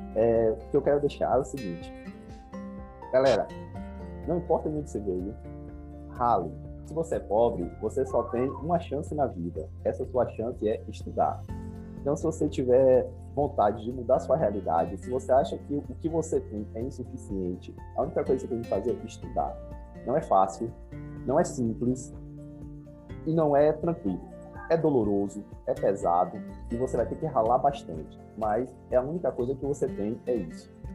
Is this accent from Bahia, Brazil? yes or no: yes; Salvador, Bahia, Brazil; eu nasci em Salvador, eu sou o filho mais novo